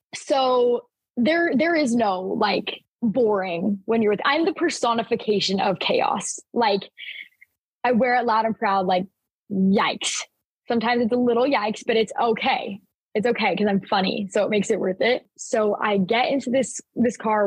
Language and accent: English; Mesa, Arizona, United States; also born or lived in Gilbert, Arizona; We moved from Gilbert, Arizona to Mesa, Arizona. And so I, I started a new school. It was like halfway through kindergarten.